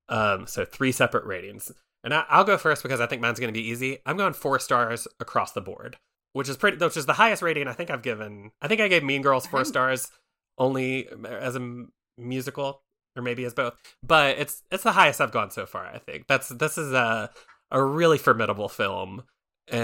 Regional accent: Philippines; But when I got home, I saw a lot of the cast were mainly Black people, and we're Filipino.

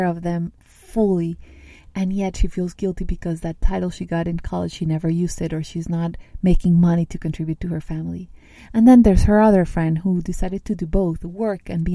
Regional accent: Medellín, Antioquia, Colombia; I grew up in Colombia, in South America, in a city that's called Medellin

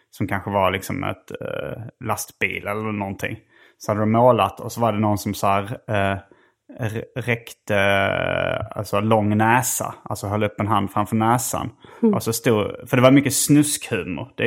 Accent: Lund, Skåne, Sweden; jag har vuxit upp i Lund

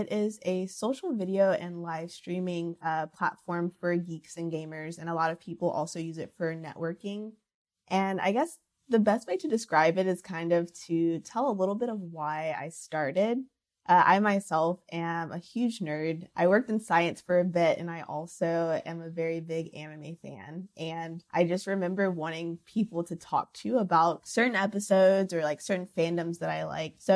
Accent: Charlotte, North Carolina, United States; also born or lived in Rochester, New York; Yeah, so I grew up in between Rochester, New York, and Charlotte, North Carolina. I'd say I spent a lot of my uh, developmental years in the South, so Charlotte, North Carolina.

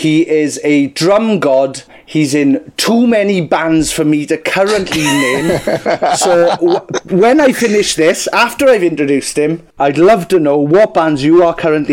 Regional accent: Wales, United Kingdom; we're super Welsh

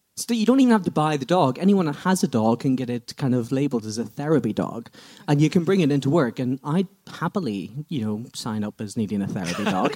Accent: Belfast, Northern Ireland, United Kingdom; now in Sheffield, United Kingdom; from Belfast, live in Sheffield, but work in Doncaster.

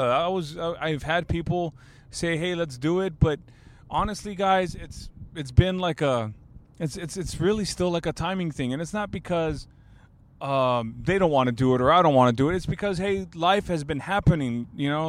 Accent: Alice, Texas, United States; now in San Antonio, United States; I'm from Alice, Texas

